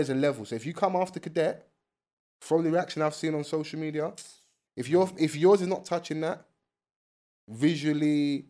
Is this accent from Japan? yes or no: no; London, United Kingdom; We're from South London.